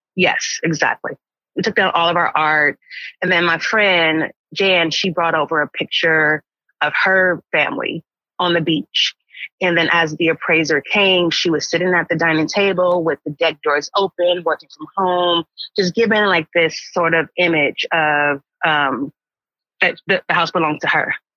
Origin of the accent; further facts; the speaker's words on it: Los Angeles, California, United States; moved away as an adult; also born or lived in Marin County, California; now in Marin City, United States; I actually grew up in Los Angeles